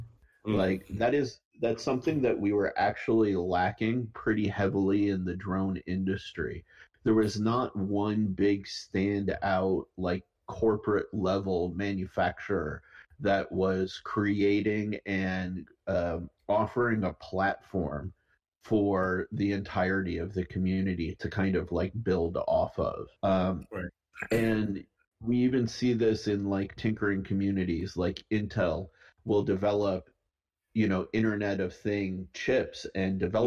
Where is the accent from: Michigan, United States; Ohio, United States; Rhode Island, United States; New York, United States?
Michigan, United States; Detroit; also born or lived in Los Angeles, United States; now in Modesto, United States; I grew up in Detroit.